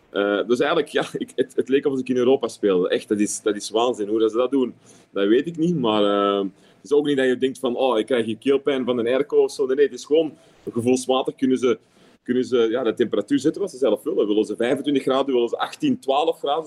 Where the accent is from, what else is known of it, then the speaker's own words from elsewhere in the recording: Antwerp, Flanders, Belgium; accent: Antwerps; also born or lived in London; now in Qatar; Of een beetje Antwerps